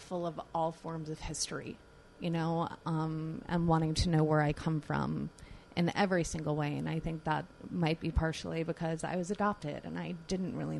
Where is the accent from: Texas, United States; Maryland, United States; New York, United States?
New York, United States; Long Island; I grew up out on Long Island